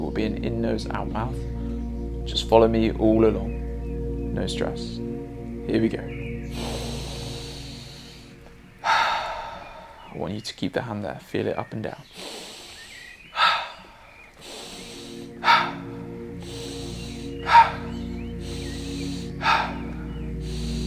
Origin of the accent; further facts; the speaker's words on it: England, United Kingdom; As an English guy